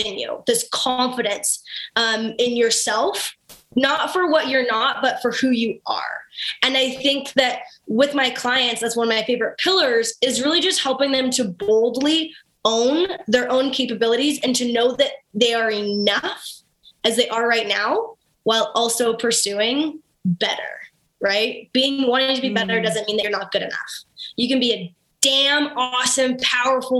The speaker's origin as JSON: {"language": "English", "town": "Kennedy", "region": "Saskatchewan", "country": "Canada", "said": "from Kennedy, Saskatchewan"}